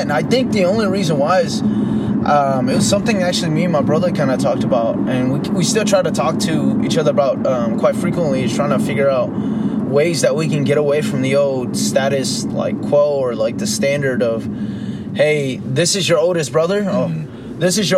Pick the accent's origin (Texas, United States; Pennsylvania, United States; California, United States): California, United States; Fremont; also born or lived in Union City, California / Tracy, California / Dublin, California; I grew up in Fremont, like Fremont, Union City area, but then I also moved quite often too, coming from like that area to Tracy, Dublin area